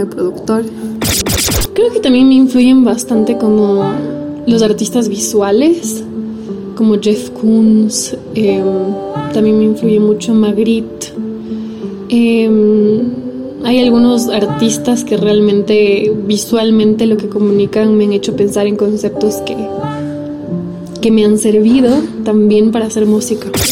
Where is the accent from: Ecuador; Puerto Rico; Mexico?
Ecuador; also born or lived in Italy; Nací aquí en Ecuador, pero también soy italiana y mm, viví mucho tiempo por allá también